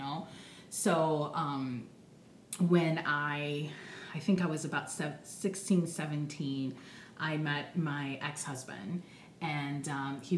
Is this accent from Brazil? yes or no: yes; Rio de Janeiro, Brazil; moved away; I'm originally from Brazil, Rio de Janeiro, and my grandmother raised me.